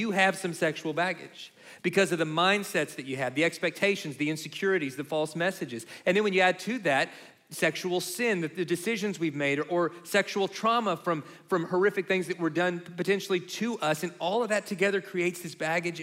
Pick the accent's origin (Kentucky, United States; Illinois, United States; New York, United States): Kentucky, United States; where we grew up in Kentucky